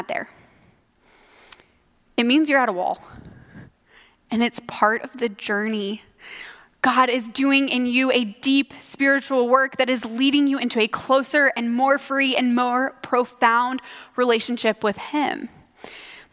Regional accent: Ankeny, Iowa, United States; I grew up here in Ankeny

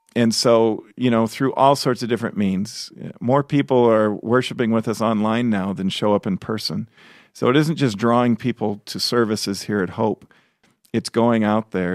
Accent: Chicago, Illinois, United States; moved away; I grew up in Chicago, which, you know, the whole area, city and suburbs. I grew up in the city

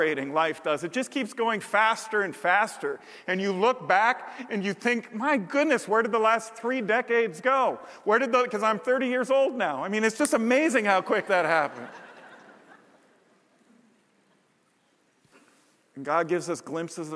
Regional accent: Montana, United States; myself and my two brothers when we were camping, growing up in Montana, three sons of a pastor

